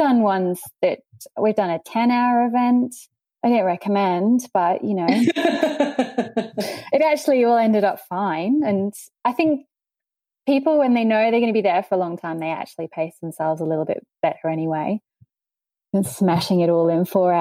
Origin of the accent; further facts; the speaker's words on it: England, United Kingdom; now in Cairns, Australia; I'm not actually Australian. I'm English